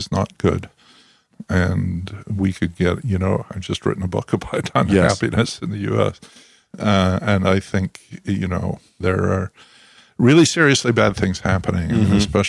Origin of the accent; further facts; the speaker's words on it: Scotland, United Kingdom; now in New Jersey, United States; you know, I grew up in Scotland.